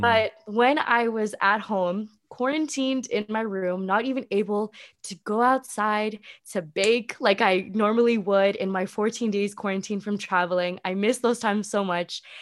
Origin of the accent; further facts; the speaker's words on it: Vancouver, British Columbia, Canada; moved away as an adult; also born or lived in California; I come from Vancouver, like, a very prestigious city